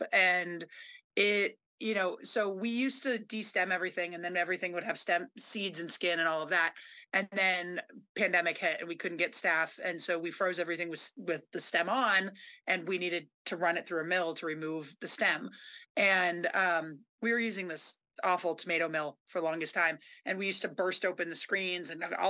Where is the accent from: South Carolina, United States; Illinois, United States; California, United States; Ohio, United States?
California, United States; Berkeley; now in Vermont, United States; I grew up in Berkeley.